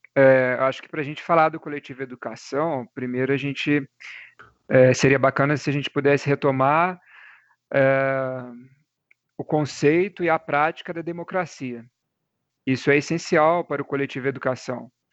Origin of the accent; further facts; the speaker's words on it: Cabo Verde, Minas Gerais, Brazil; Eu sou natural de Cabo Verde, né, que é uma cidadezinha aqui perto